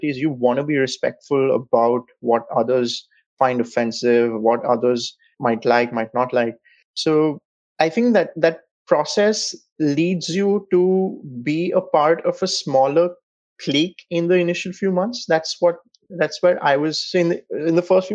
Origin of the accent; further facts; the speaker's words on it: India; moved away as an adult; also born or lived in Warwick, United Kingdom; culturally, I moved from India to a global village